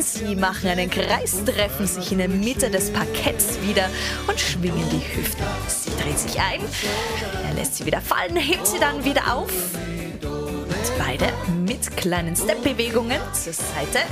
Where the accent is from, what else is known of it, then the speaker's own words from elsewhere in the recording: Austria; bei uns in Österreich